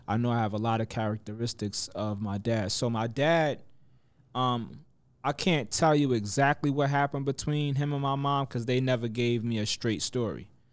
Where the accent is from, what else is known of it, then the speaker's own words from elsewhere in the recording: Mount Vernon, New York, United States; moved away as an adult; also born or lived in Yonkers, New York; now in Atlanta, United States; I grew up in Mount Vernon